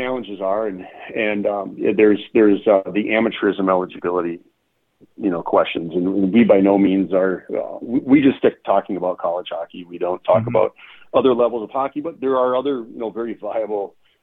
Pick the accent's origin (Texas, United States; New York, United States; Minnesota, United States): Minnesota, United States; I'm from Minnesota and my office is in downtown St. Paul